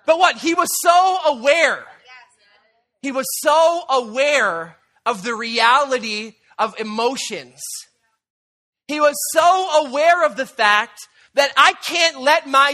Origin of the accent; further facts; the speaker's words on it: Canada; we're Canadian